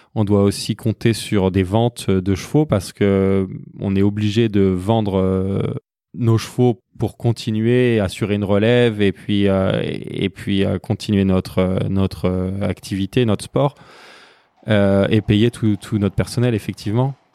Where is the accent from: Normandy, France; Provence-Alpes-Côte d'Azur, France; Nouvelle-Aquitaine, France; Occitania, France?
Normandy, France; Rouen; je suis né à Rouen, en Normandie, où je vis actuellement.